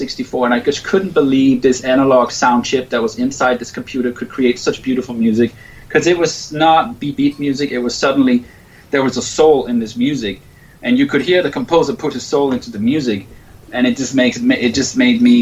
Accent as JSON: {"language": "English", "area": "right outside Copenhagen", "region": "Capital Region of Denmark", "country": "Denmark", "tie": "born or raised there", "said": "I grew up in Denmark right outside Copenhagen"}